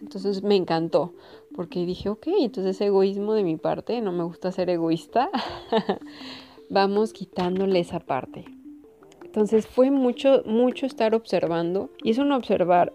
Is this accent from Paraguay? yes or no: no; Mexico; Como buena mexicana